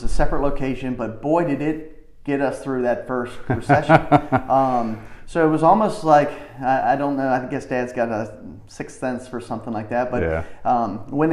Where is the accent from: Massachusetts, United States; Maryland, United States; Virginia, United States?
Virginia, United States; Chesapeake; born and raised in the Western Branch part of Chesapeake